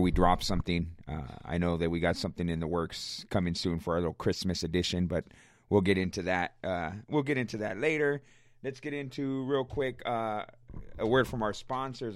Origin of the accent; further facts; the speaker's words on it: Riverside, California, United States; I'm from Riverside, born and raised